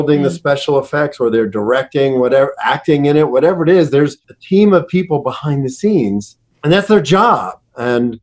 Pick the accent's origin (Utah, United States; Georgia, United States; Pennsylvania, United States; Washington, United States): Pennsylvania, United States; Pittsburgh; I grew up in Pittsburgh